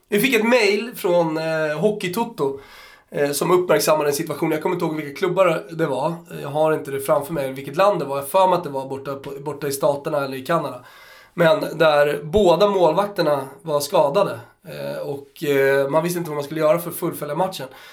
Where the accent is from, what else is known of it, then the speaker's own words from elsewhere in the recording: Austria; now in Sweden; jag som österrikare